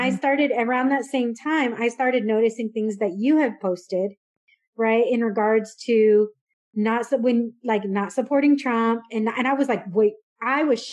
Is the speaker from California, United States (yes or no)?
yes; San Diego, California, United States; moved away as an adult; also born or lived in Dallas, Texas; I grew up in San Diego where we did use Chicano, Chicana